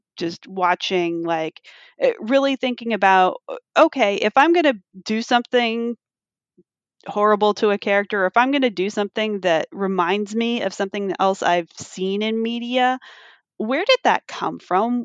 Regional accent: California, United States; as a Californian

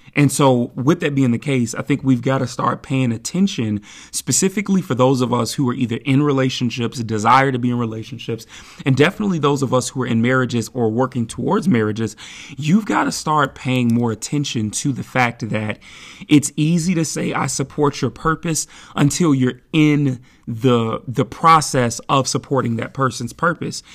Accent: Midwest, United States; now in Seattle, United States; I'm from the Midwest, so I'm used to this kinda weather

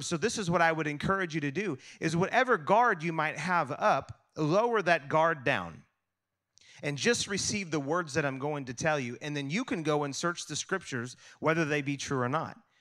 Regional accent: United States; I'm American

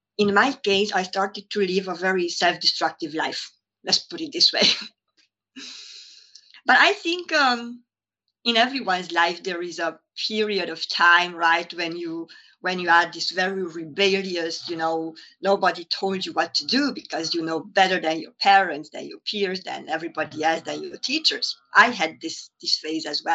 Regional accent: Transylvania, Romania; moved away as an adult; also born or lived in Hungary; now in London, United Kingdom; I was born in Romania, in Transylvania, and by that time, it was a communist country. So I experienced a lot of lack. I grew up with a mentality of lack.

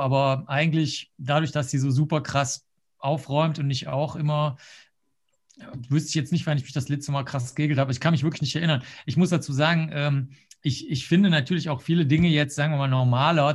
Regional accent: Cologne, North Rhine-Westphalia, Germany; also born or lived in Rosenheim / New York; ich bin ja jetzt in Köln aufgewachsen

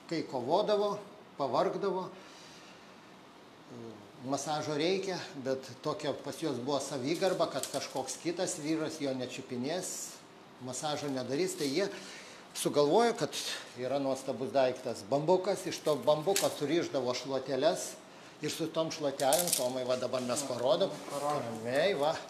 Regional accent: Lithuania; mes, lietuviai, turim unikalų dalyką

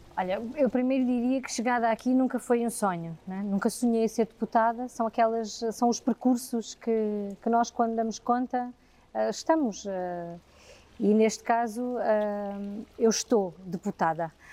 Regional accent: near Zambujeira do Mar, Alentejo, Portugal; a minha infância e juventude foi na Zambujeira do Mar, porque está ali a 7 km

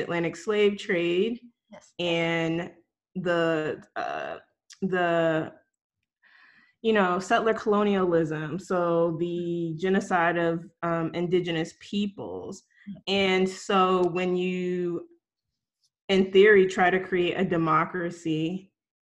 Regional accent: Newark, New Jersey, United States; also born or lived in Augusta, Georgia; I was born in Newark, New Jersey

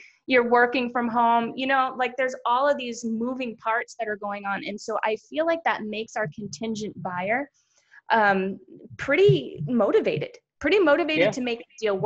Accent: East Coast, United States; moved away; We're from there.

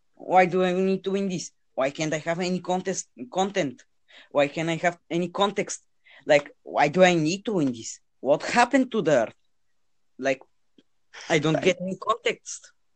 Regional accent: Bulgaria; most of the people playing games in Bulgaria are 14 year olds like me

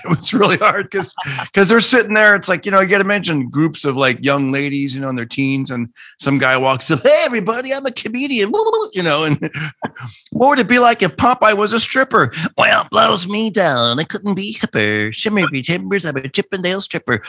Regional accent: Fresno, California, United States; I grew up in Fresno, California

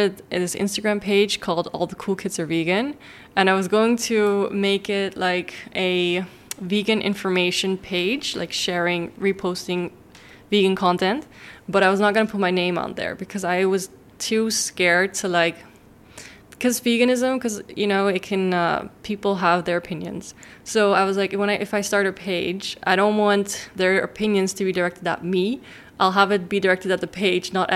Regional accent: Amsterdam, North Holland, Netherlands; I was raised in Amsterdam in the Netherlands

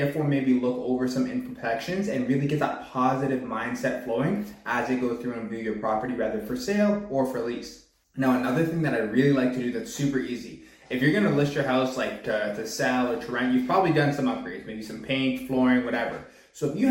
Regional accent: Pickering, Ontario, Canada; also born or lived in Whitby; I was born and raised in the Durham region. I was born out in Pickering, live now in Whitby.

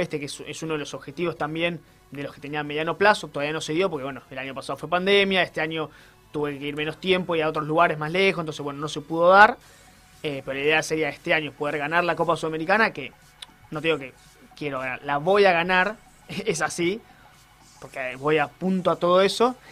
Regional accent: Ushuaia, Tierra del Fuego, Argentina; cuando yo tenía 4 o 5 años, fuimos a esquiar al Martial por primera vez a pie

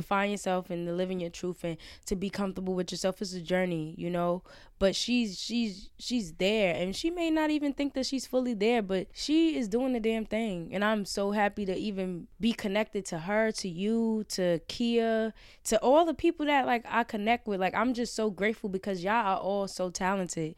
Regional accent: New York City, New York, United States; I'm from Brownsville

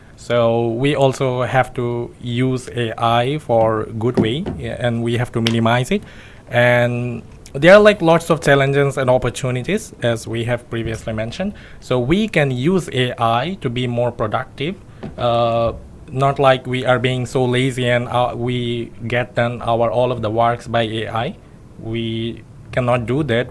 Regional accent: Bangladesh; moved away as an adult; now in Yogyakarta, Indonesia; I'm from Bangladesh

